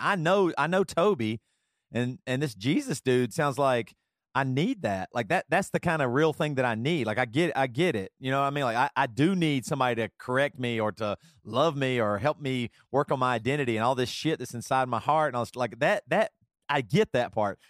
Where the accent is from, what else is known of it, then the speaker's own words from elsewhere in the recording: South Carolina, United States; moved away; also born or lived in Seattle; growing up in South Carolina